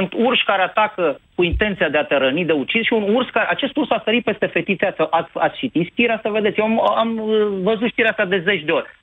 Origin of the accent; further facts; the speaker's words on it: Brașov, Brașov County, Romania; sunt din Brașov, nu vorbesc prostii. Sunt în cartierul Răcădău